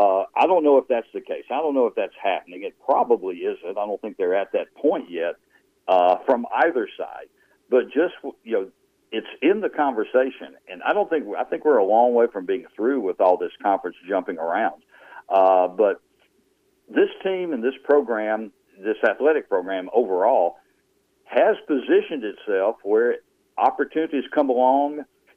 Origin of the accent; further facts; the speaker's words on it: Louisiana, United States; accent: redneck; you mean you can still hear my redneck accent?